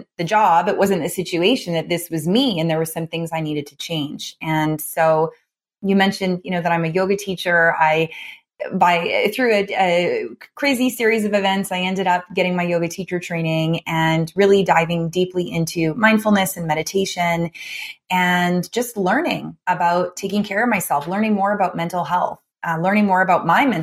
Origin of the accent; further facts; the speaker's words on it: Canada; also born or lived in Raleigh, North Carolina; I was born here in Canada and raised actually by two veterinarians.